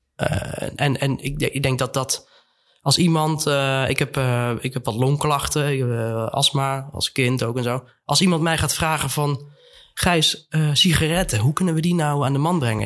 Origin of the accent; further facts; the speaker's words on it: Netherlands; also born or lived in Eindhoven / Amsterdam; wij als, als Nederlanders